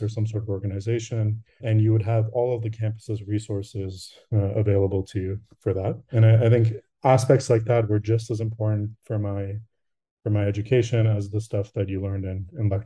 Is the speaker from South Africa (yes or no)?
no; Canada; also born or lived in Rochester, United States; I'm from Canada, but I did go to school in the US for a bit